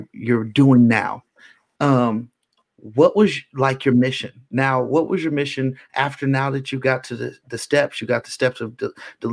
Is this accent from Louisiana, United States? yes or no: no; Bay Area, California, United States; I'm from the Bay Area where we have the famous East 14th Street